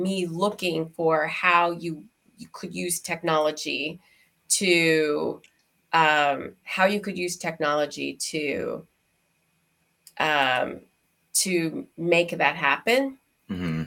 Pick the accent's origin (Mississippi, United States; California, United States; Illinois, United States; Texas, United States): Texas, United States; Houston; moved away; also born or lived in Shanghai / Hong Kong; growing up in Houston, Texas, as a little Black girl in a white neighborhood